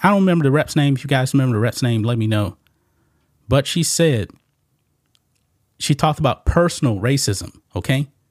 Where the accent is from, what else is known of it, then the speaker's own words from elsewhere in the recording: Southeast Texas, United States; I grew up in, um, Southeast Texas